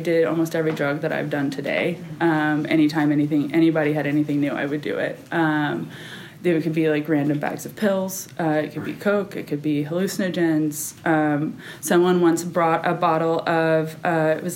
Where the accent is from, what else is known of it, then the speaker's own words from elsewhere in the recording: Kerrville, Texas, United States; also born or lived in Austin, Texas; I grew up in Kerrville. I lived there till I was 13